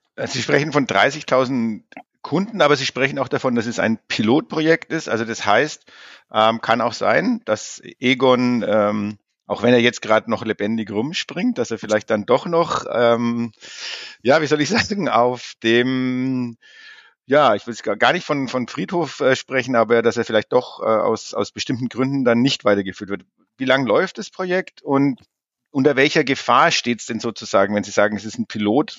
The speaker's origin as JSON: {"language": "German", "country": "Germany", "said": "bei uns in Deutschland"}